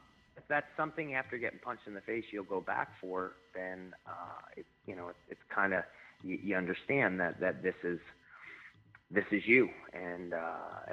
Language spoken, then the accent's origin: English; Albany, New York, United States; now in Saratoga Springs, United States; I'm from Albany, yep, and I live currently in Saratoga Springs.